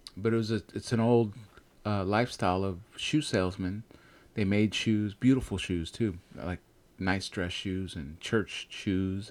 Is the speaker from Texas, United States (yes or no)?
no; Bay Area, California, United States; born or raised there; also born or lived in Chihuahua, Mexico